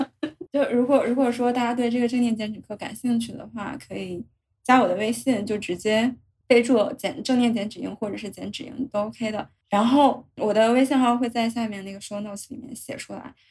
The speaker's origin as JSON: {"language": "Chinese", "country": "China", "said": "是我们中国人特有的蛋白质含量特别高的好的食物。"}